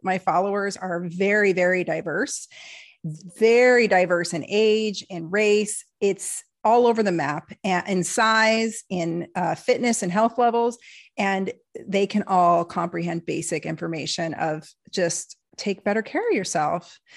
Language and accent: English; Portland, United States; I am a liberal from Portland